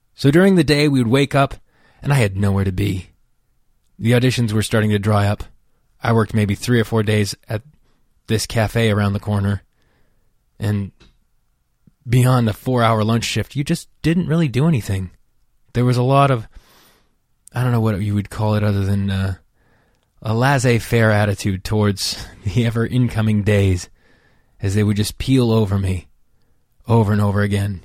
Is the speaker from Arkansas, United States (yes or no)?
no; outside Yosemite National Park, California, United States; moved away as an adult; also born or lived in Los Angeles, United States; I grew up outside of Yosemite National Park